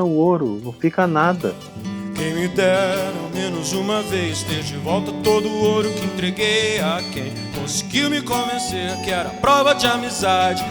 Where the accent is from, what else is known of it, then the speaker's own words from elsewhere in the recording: Manaus, Amazonas, Brazil; sou amazonense, nasci em Manaus